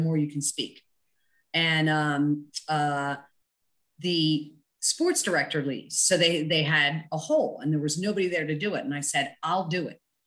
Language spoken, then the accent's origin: English; Philadelphia, Pennsylvania, United States; I'm born and raised in Southwest Philadelphia, which I'm very proud of.